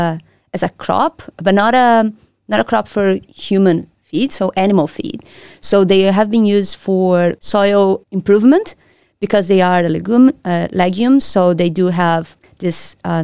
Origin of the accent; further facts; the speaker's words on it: Brazil; moved away as an adult; also born or lived in Rio de Janeiro; now in Perth, Australia; I'm from Brazil, where I did my bachelor's and I did my master's studies. So I'm from Brazil. That's where I did my undergrad, and that's also where I did my master's at the Federal University of Rio de Janeiro.